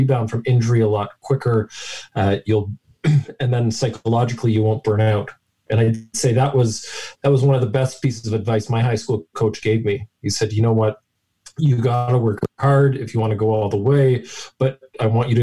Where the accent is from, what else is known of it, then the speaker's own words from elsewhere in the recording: London, Ontario, Canada; I grew up in London, Ontario, down the road from you.